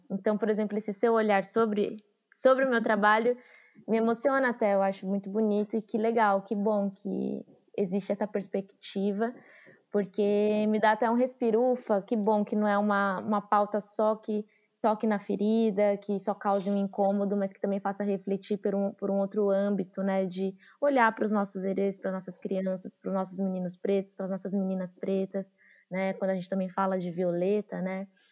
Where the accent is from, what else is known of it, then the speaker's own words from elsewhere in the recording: São Paulo, Brazil; also born or lived in Juazeiro, Bahia / Curaçá, Bahia / Santo André; sou, sou da Bahia, de Juazeiro, radicada aqui em São Paulo. Vim para cá quando eu tinha 5 anos de idade, com a minha mãe.